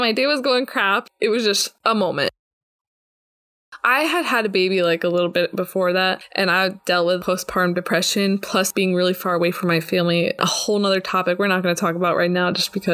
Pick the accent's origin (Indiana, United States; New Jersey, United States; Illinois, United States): New Jersey, United States; moved away as an adult; also born or lived in Texas; now in Israel; I grew up in New Jersey and I lived there until I was 18 years old